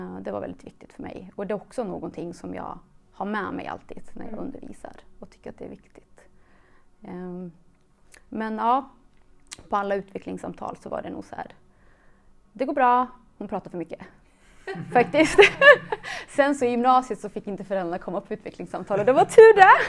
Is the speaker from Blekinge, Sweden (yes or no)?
no; Mariestad, Västra Götaland, Sweden; also born or lived in Kosovo; jag, är uppvuxen i en liten stad, Mariestad, som ligger i Västergötland. Eh, är född i Kosovo. Så jag flydde till Sverige när jag var fem år gammal